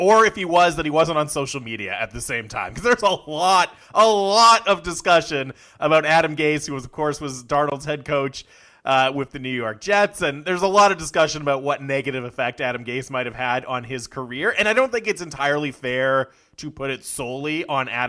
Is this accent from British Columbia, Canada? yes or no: yes; North Vancouver, British Columbia, Canada; I grew up in North Van where the gross grind is